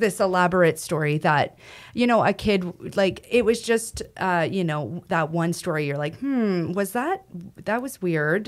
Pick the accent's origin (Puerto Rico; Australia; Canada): Canada; Western Canada; I'm from Western Canada